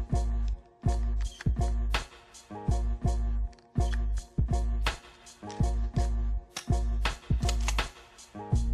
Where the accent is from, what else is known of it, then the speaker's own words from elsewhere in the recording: Virginia, United States; moved away; also born or lived in Columbus, Ohio; she's from where I'm from